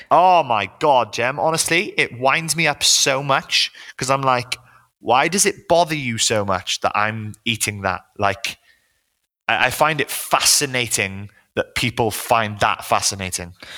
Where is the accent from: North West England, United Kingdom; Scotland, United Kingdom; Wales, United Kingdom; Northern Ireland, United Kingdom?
Wales, United Kingdom; now in London, United Kingdom; I grew up in Wales